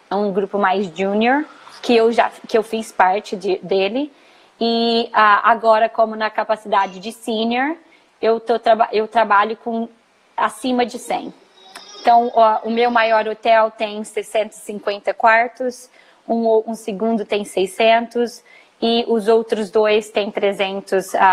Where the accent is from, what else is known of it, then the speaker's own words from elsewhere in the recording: Minas Gerais, Brazil; moved away as an adult; also born or lived in Colorado, United States; now in Fort Lauderdale, United States; Sou mineira, nasci numa cidadezinha pequena de Minas Gerais. Fiz faculdade de turismo em Juiz de Fora, na ah, UFJF. E logo após que eu me formei, na verdade, um pouquinho antes, eu me mudei para os Estados Unidos.